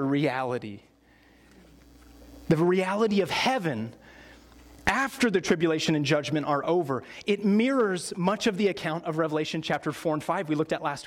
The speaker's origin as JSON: {"language": "English", "country": "United States", "said": "as American Christians"}